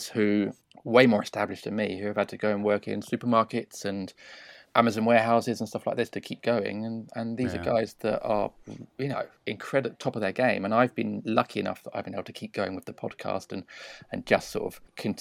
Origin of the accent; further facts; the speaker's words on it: London, United Kingdom; we are from South London